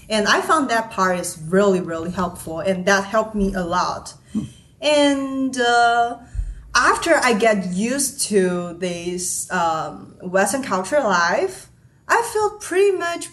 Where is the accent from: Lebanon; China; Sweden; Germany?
China; English is a second language; moved away as an adult; now in Seattle, United States; I'm from China